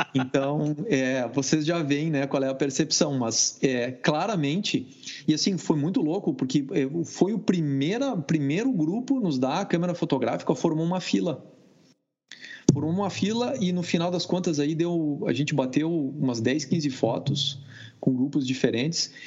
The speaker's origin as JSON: {"language": "Portuguese", "country": "Brazil", "said": "Baxi, que é Brasil."}